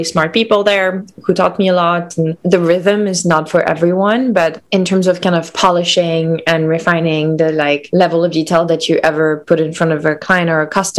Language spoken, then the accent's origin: English; Lyon, Auvergne-Rhône-Alpes, France; moved away; also born or lived in Cannes; I'm from Lyon. So I grew up between Lyon and the south of France where my grandparents lived. So between Lyon and Cannes.